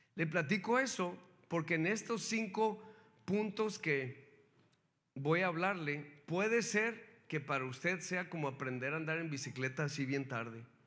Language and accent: Spanish; Mexico; now in United States; yo nací en México